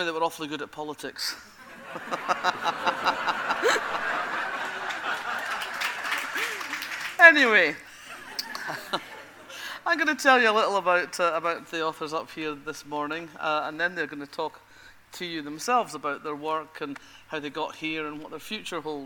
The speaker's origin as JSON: {"language": "English", "area": "Fife", "region": "Scotland", "country": "United Kingdom", "said": "I come from Fife."}